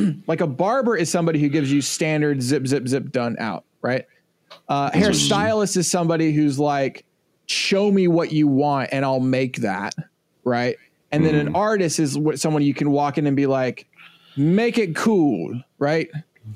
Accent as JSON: {"language": "English", "region": "Virginia", "country": "United States", "tie": "born or raised there", "moved": "yes", "said": "where I grew up in like in Virginia"}